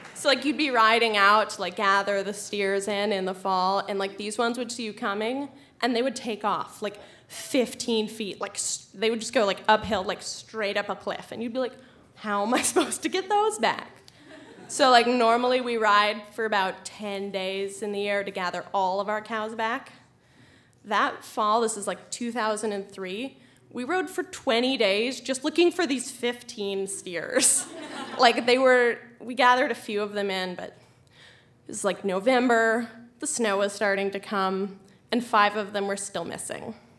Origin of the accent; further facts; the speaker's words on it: Colorado, United States; I'm from Colorado